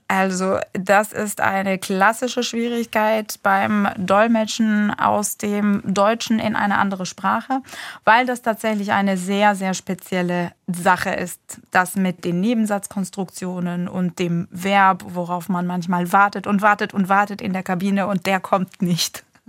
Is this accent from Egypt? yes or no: yes; Egypt; moved away as an adult; now in Germany; mein sprachlicher Hintergrund ist ägyptisch. Ich bin gebürtige Ägypterin. Ich habe aber in Ägypten tatsächlich eine komplett deutsche Schulbildung genossen